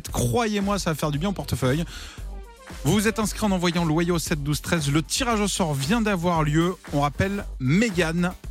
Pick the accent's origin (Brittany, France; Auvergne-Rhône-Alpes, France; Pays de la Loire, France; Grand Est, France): Auvergne-Rhône-Alpes, France; Saint-Jean-de-Vieux; Je viens de Saint-Jean-de-Vieux, dans le 01. Dans le 01, dans l'Ain.